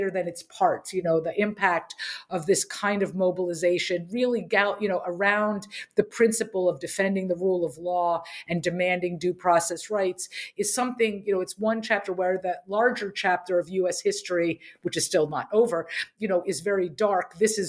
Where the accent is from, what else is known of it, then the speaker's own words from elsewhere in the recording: Harrisburg, Pennsylvania, United States; So I grew up in Harrisburg, Pennsylvania.